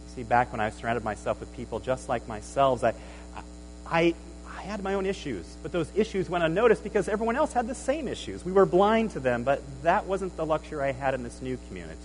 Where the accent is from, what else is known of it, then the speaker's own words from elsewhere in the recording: Nebraska, United States; moved away as an adult; I grew up in Nebraska